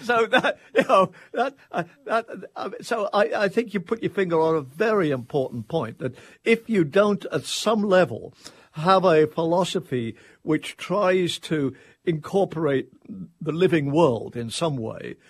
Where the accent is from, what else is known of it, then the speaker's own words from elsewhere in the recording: England, United Kingdom; now in Tallahassee, United States; I'm an Englishman